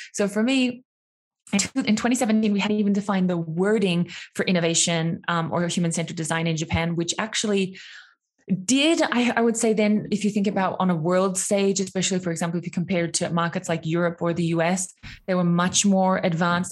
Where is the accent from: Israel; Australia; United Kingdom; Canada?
Australia; moved away; I'm from Australia